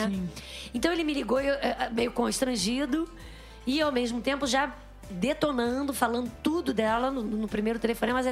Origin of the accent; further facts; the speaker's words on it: Rio de Janeiro, Brazil; eu também sou da Zona Norte.